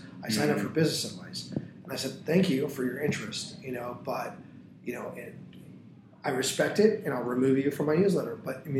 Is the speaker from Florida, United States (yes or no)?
yes; Tampa, Florida, United States; If you live in North Tampa and I live in South Tampa, but I grew up in North Tampa, so I know the mall there.